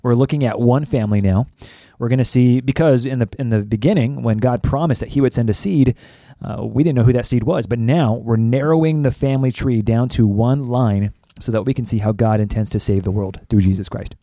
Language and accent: English; California, United States; moved away; I was raised in California